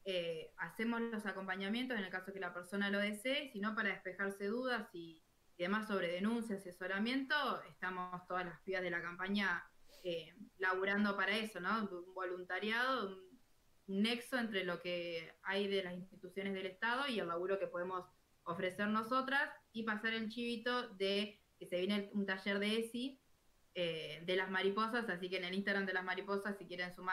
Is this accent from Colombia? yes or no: no; Emilia, Santa Fe, Argentina; now in San Nicolás, Argentina; estoy contenta porque es de Emilia y es mi pueblo.